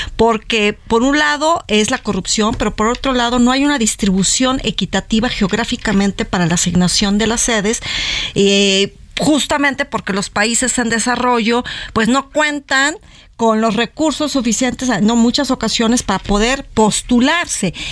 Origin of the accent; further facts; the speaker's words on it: Mexico; como mexicanos